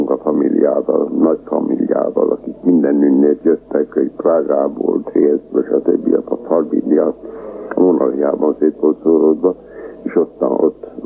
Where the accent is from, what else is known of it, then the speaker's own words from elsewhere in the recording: Transdanubia, Hungary; accent: Transdanubian; first language Hungarian; Magyar vagyok, mert Magyarország a szülőföldem, és mert az anyanyelvem, de legalábbis az apanyelvem és iskolai nyelvem a magyar.